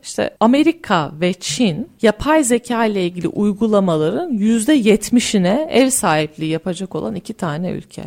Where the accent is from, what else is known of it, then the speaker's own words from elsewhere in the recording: Turkey; ben Türkiye'de yetiştim. Yani burada yetiştim.